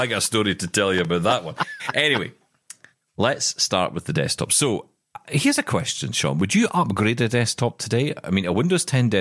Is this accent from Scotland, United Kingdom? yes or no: yes; Glasgow, Scotland, United Kingdom; my hometown of Glasgow